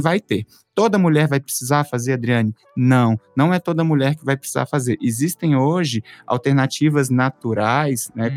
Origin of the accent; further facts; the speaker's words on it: Belo Horizonte, Minas Gerais, Brazil; moved away as an adult; now in São Paulo, Brazil; eu sou de Belo Horizonte, moro aqui há alguns anos